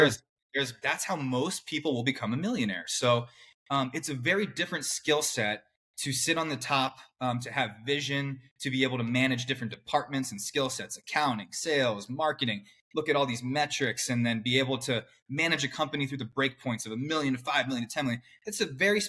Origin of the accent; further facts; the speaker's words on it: Clarksville, Maryland, United States; I grew up right outside Washington, D.C., in a suburb in Maryland. It's called Clarksville.